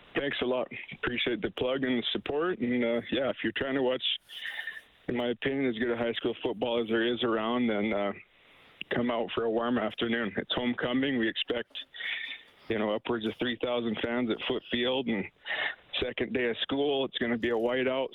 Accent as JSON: {"language": "English", "town": "Raymond", "region": "Alberta", "country": "Canada", "tie": "born or raised there", "moved": "yes", "lives_now": "Edmonton, Canada", "said": "Raymond, my hometown"}